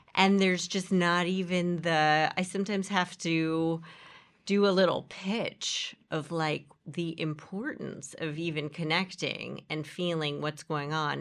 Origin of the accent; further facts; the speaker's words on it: New York City, New York, United States; where I grew up here in Horace Mann